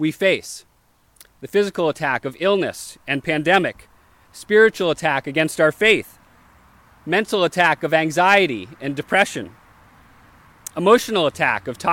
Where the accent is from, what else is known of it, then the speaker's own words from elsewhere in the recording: Maine, United States; moved away as an adult; also born or lived in Montana; I grew up in Maine, went to school in Montana